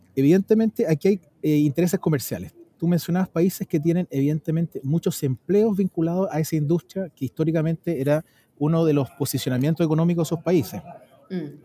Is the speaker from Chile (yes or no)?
yes; Chile; yo como ciudadano chileno